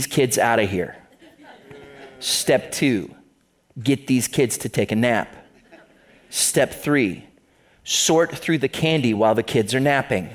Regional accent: the other side of Ohio, United States; moved away as an adult; now in Toledo, United States; I grew up on the other side of the state, so I'm not from Northwest Ohio

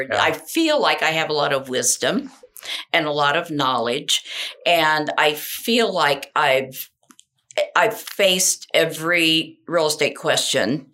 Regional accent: Beech Grove, Indiana, United States; I grew up in Beech Grove, and it was just, we were poor, but nobody knew we were poor because everybody was the same

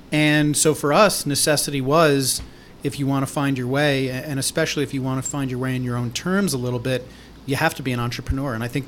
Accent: New York City, New York, United States; I am sitting in my home office in New York City. I'm born and raised here, and Michael and I, who you'll hear from next, actually grew up together

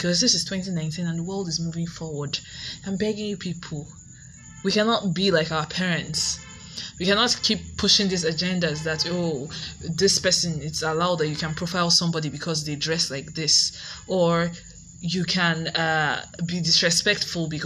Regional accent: Nigeria; grow up as a Nigerian in a Nigerian home

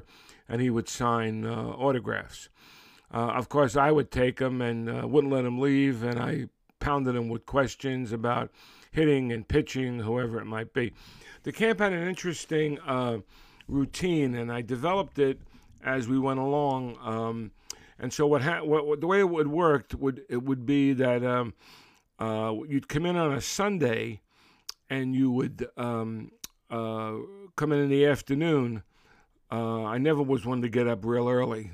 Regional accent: Brooklyn, New York, United States; growing up in Brooklyn in the 50s

